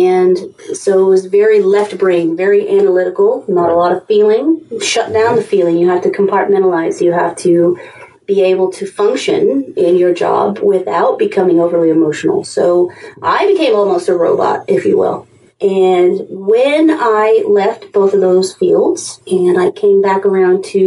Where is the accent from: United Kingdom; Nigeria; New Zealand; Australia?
United Kingdom; England; now in United States; I grew up in England